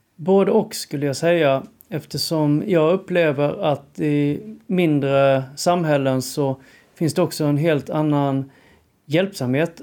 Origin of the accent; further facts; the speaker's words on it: Sölvesborg, Blekinge, Sweden; moved away as an adult; now in Stockholm, Sweden; när jag växte upp i Sölvesborg